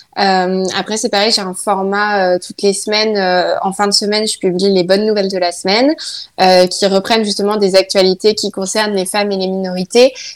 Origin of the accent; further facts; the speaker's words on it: countryside near Nantes, Pays de la Loire, France; also born or lived in Saint-Nazaire; je suis née à Nantes. Après, mes parents habitent dans la campagne, euh, pas très loin de Nantes, on va dire. Et puis, euh, du coup, moi, j'ai pas grandi à Nantes.